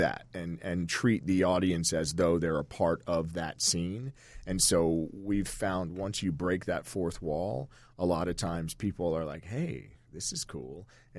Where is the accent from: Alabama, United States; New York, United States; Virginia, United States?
Virginia, United States; also born or lived in Washington, D.C.; I was born in Washington, D.C., but my mother and father were living in a little stone house in Northern Virginia on the side of a mountain